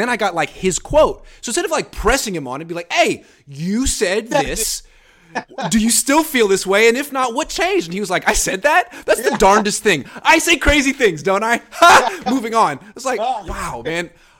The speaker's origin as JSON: {"language": "English", "area": "the Bay Area", "region": "California", "country": "United States", "also_born_or_lived": "Los Angeles", "said": "I was at UCLA from 06 to 10, and I'm from the Bay"}